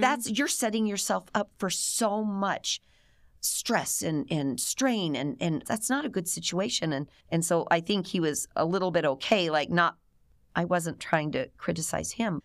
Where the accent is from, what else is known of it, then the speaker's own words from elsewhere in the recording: Cleveland, Ohio, United States; moved away as an adult; I was born and raised in Cleveland, Ohio, suburbs of Cleveland